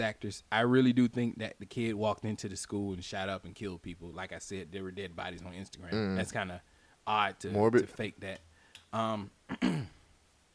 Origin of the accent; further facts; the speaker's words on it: United States; as an American